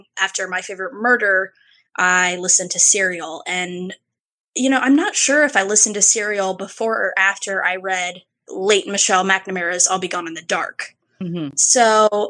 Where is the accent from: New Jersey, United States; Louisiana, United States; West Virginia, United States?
West Virginia, United States; Parkersburg; now in Charleston, United States; I live down in Charleston, West Virginia. I'm not in my hometown anymore.